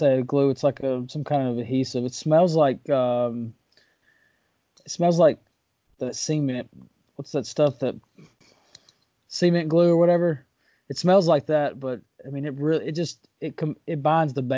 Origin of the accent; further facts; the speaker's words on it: Waverly, Tennessee, United States; now in Murfreesboro area, United States; I'm from Waverly